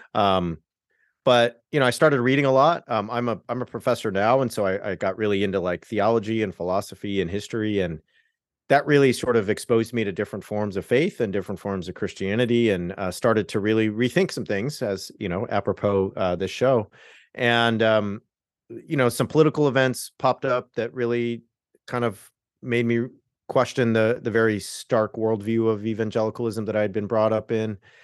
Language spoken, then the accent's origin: English; Southern California, United States; I'm from Southern California, so I converted at, like, a mega church